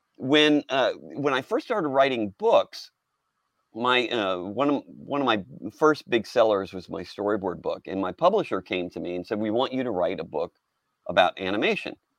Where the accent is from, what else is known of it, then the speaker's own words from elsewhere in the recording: Houston, Texas, United States; I was raised in Houston